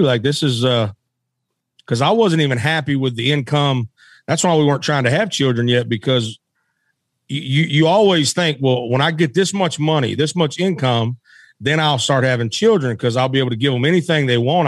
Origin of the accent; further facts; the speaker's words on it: West Memphis, Arkansas, United States; I was born in Memphis, Tennessee, and I was raised in Arkansas across the bridge